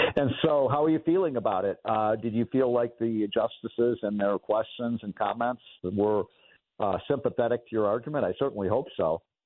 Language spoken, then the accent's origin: English; Chicago, Illinois, United States; Chicago, my hometown